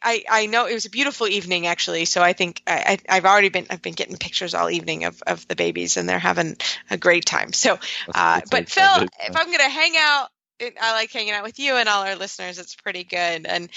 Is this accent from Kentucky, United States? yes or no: yes; Kentucky, United States; I'm from Kentucky, so you know, we get snow here